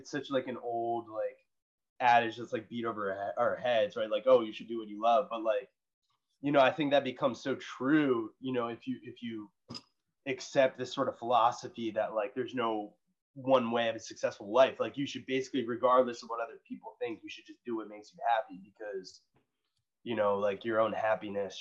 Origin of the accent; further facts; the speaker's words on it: United States; growing up in America